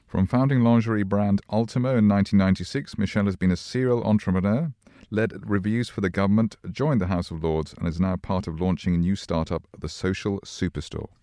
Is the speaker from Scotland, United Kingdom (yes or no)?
yes; Glasgow, Scotland, United Kingdom; I was born in Glasgow